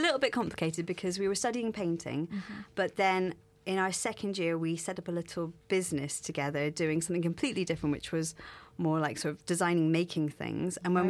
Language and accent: English; Scotland, United Kingdom; we're both from Scotland